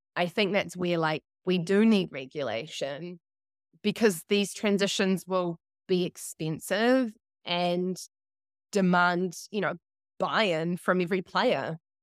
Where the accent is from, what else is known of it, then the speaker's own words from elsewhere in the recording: New Zealand; accent: New Zealand; that was my New Zealand accent.